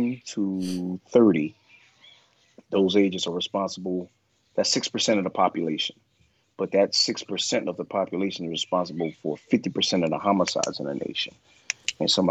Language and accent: English; New Orleans, Louisiana, United States; I grew up, of course, black in New Orleans, in Algiers on Henley Court, in the Fisher Project